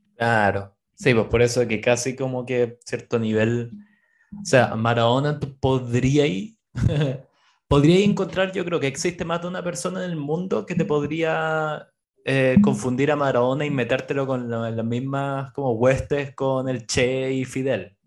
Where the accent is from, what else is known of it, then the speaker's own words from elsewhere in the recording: Chile; moved away; los chilenos somos